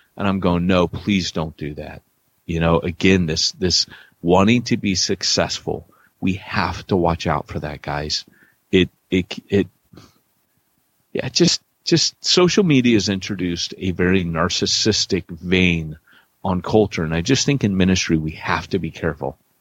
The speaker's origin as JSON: {"language": "English", "town": "Huntington Beach", "region": "California", "country": "United States", "tie": "born or raised there", "also_born_or_lived": "Wales", "moved": "yes", "said": "I grew up in Huntington Beach"}